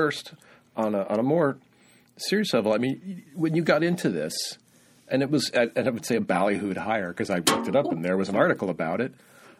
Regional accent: Montana, United States; I'm from Montana.

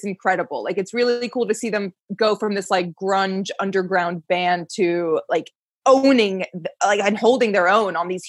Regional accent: Maryland, United States; growing up in Maryland

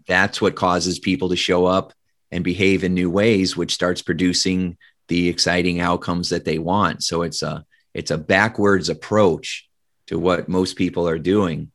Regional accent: Indiana, United States; I grew up in Indiana in the Midwest

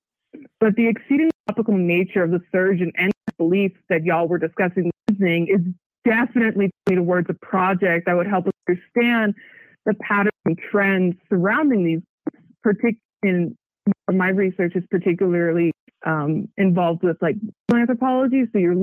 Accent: Buena Vista, Virginia, United States; I was one of the few non-Mormons growing up in Buena Vista, Virginia

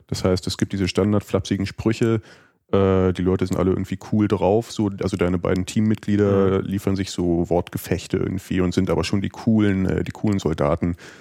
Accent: Germany; für uns als Deutsche

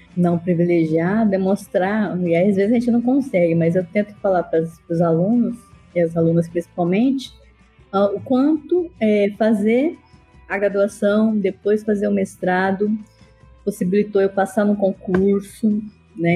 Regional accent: Cáceres, Mato Grosso, Brazil; moved away as an adult; now in Iporá, Brazil; eu sou matogrossense de Cáceres

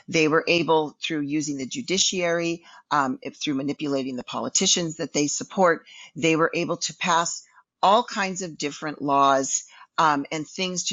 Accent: California, United States; We're from California

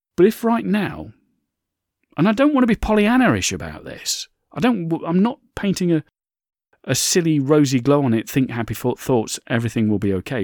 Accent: United Kingdom; my home country of the U K

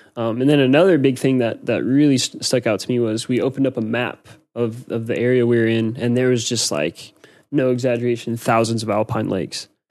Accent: United States; moved away; I'm American

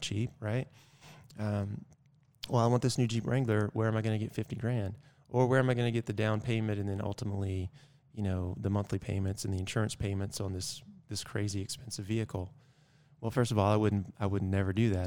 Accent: Georgia, United States; moved away; also born or lived in North Carolina / Virginia; I'm from Georgia originally.

